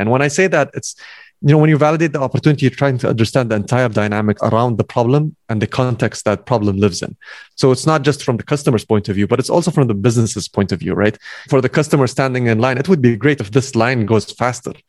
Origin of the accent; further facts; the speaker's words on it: Kuwait; also born or lived in United States; I came back from the States. So I came back to Kuwait